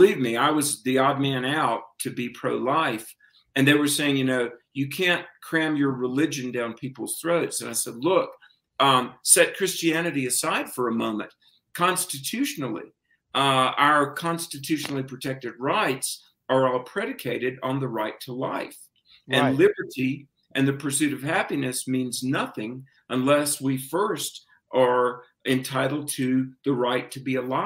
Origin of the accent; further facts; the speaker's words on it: the Bible Belt, the South, United States; I grew up in the South in the Bible Belt